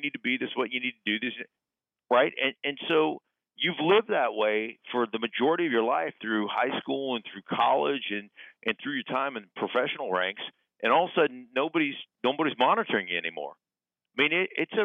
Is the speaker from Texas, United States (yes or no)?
no; Alaska, United States; moved away; also born or lived in Denver; growing up in Alaska